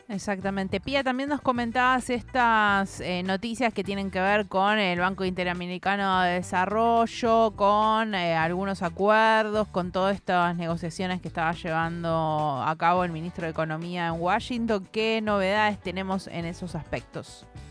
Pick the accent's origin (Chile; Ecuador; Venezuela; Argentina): Argentina